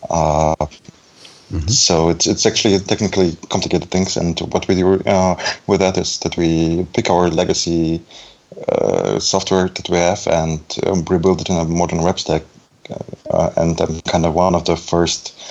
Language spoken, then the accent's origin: English; Belarus; also born or lived in Germany; now in Düsseldorf, Germany; I'm actually from um, Germany, but it's a more complicated question. I was born in Belarus